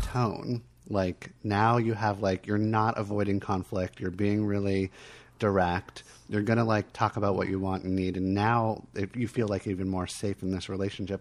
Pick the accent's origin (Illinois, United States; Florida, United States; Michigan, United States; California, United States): Florida, United States; Miami; I was born in Miami.